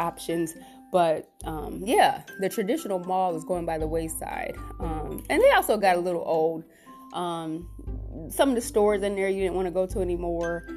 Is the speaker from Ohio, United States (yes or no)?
yes; Cleveland, Ohio, United States; I grew up in Cleveland.